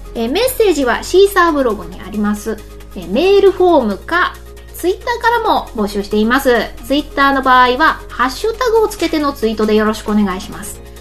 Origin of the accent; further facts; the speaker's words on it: Kansai, Japan; 関西人なんで